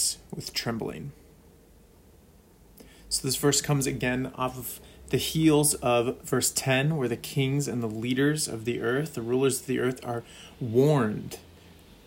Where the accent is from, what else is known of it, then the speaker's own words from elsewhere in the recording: California, United States; now in Minnesota, United States; a Californian turned Minnesotan